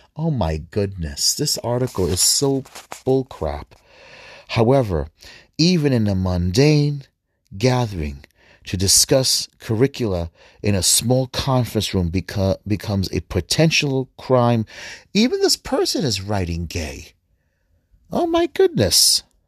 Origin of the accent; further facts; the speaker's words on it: United States; I am American. I am a Middle Eastern descent, Arab, Palestinian, Egyptian